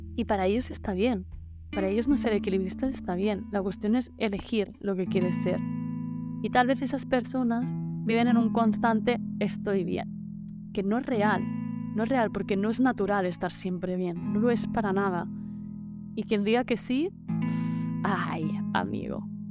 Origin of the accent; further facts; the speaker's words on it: Menorca, Balearic Islands, Spain; soy de Menorca